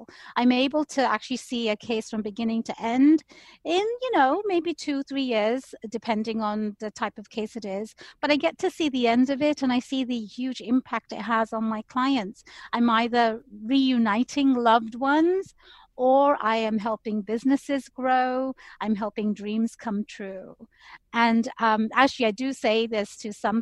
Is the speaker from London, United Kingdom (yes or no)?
yes; London, United Kingdom; moved away as an adult; now in United States; I was born and raised in London